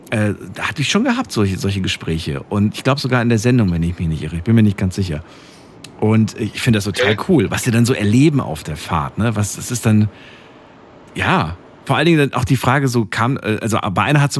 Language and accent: German; Dortmund, North Rhine-Westphalia, Germany; …, grüß dich. Woher bist du? Aus Dortmund.